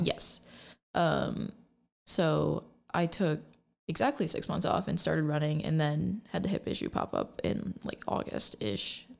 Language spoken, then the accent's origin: English; Lansing, Michigan, United States; I'm from the Lansing area